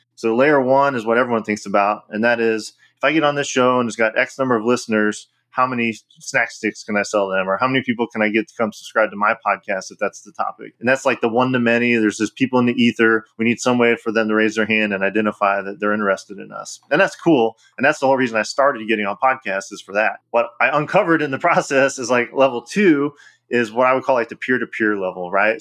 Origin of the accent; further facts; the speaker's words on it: Illinois, United States; my home state of Illinois